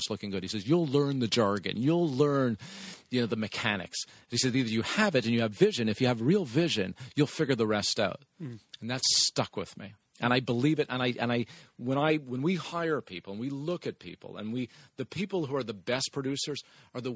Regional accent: Montreal, Quebec, Canada; moved away as an adult; also born or lived in Toronto; I'm originally from Montreal, and then I went to Toronto

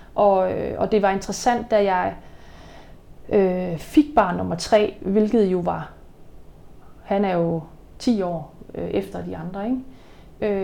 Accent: Denmark; moved away; i Jylland, der hvor jeg kommer fra, der bliver man sådan ikke skilt

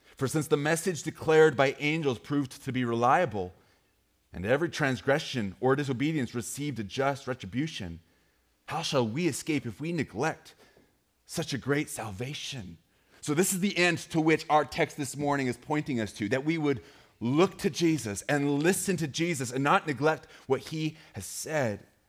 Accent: Great Falls, Montana, United States; moved away; I grew up in Great Falls, Montana

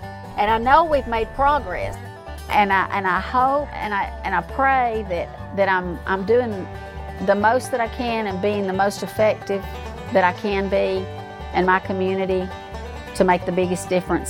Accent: Trenton, Georgia, United States; I'm from Trenton, Georgia.

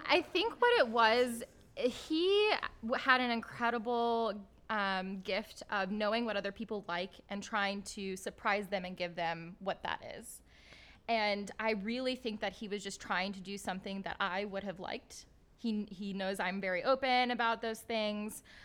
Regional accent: Midwest, United States; growing up in the Midwest, to an immigrant Pakistani father

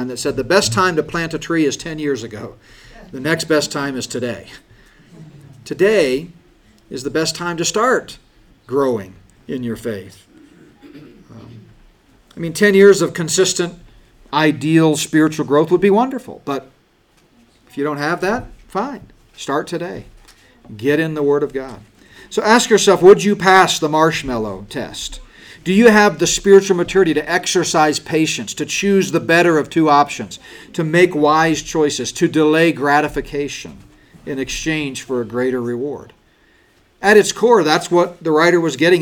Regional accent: United States; We've been so blessed as American Christians

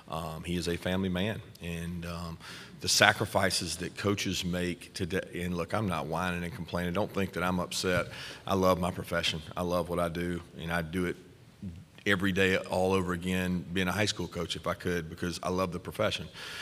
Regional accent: Bainbridge, Georgia, United States; probably where I grew up in Bainbridge was closer to there than anywhere other than maybe Florida State.

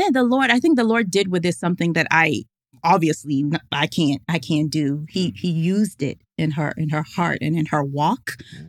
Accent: Ghana; English is a second language; So when I said tea and theology, I'm Ghanaian. So I was thinking hot tea, and they were like, "No, we want sweet tea."

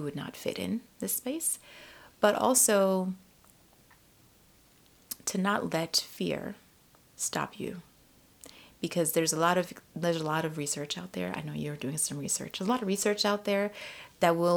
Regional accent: New England, United States; moved away as an adult; also born or lived in Africa; now in Washington, D.C., United States; I grew up in New England, and I came to college in D.C.

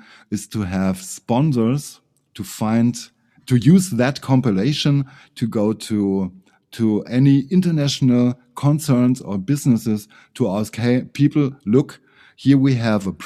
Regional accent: Ingolstadt, Bavaria, Germany; English is a second language; aus Ingolstadt

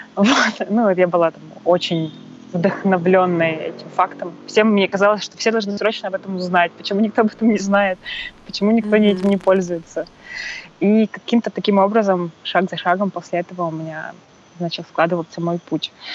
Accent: Perm, Perm Krai, Russia; я приехала в домой к себе, в, это, в Перми, я сама из Перми

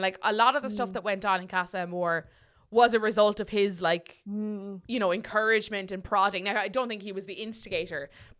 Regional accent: Ireland; I'm too Irish.

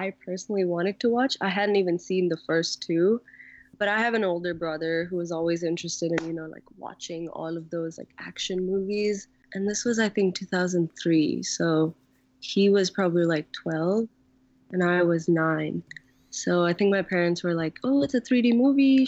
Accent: Mumbai, Maharashtra, India; moved away as an adult; also born or lived in Pittsburgh; I'm originally from Mumbai, India, but I worked in Pittsburgh after doing a five-year bachelor's degree in architecture at Carnegie Mellon

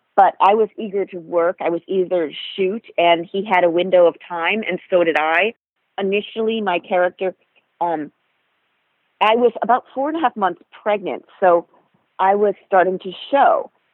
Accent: Rhode Island, United States; moved away; also born or lived in New York City; I grew up in Rhode Island, so that's obviously not a city

